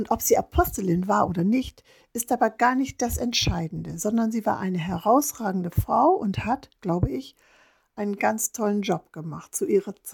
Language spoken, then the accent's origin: German; Northern Germany, Germany; Ich komme ganz aus dem Norden Deutschlands